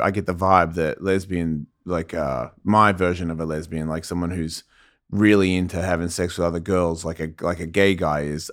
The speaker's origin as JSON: {"language": "English", "town": "Melbourne", "region": "Victoria", "country": "Australia", "tie": "born or raised there", "said": "Melbourne, Australia is where I grew up"}